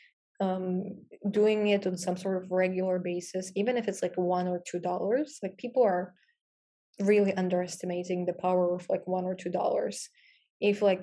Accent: Kyiv, Ukraine; moved away as an adult; also born or lived in Louisiana, United States; I'm from Ukraine, from Kyiv

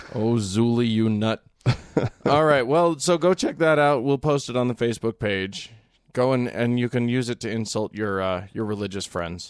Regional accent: United States

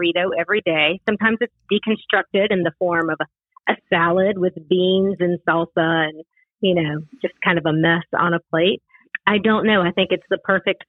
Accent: Augusta, Georgia, United States; moved away as an adult; also born or lived in Western North Carolina; now in Asheville, United States; When I was about 5 or so, my folk moved down to Augusta, Georgia

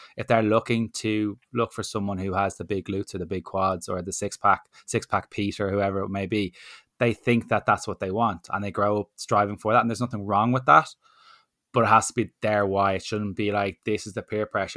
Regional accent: Ireland; as an Irish person

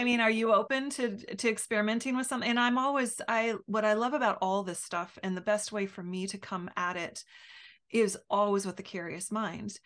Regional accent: United States; as an American

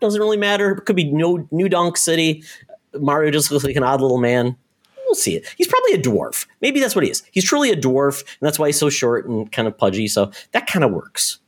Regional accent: Michigan, United States; I grew up in Michigan, very close to Windsor, that area

